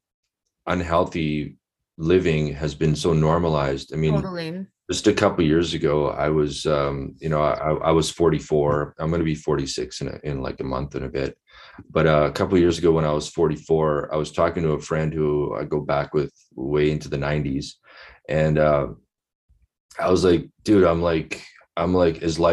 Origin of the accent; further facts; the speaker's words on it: Winnipeg, Manitoba, Canada; I'm from Winnipeg. I grew up there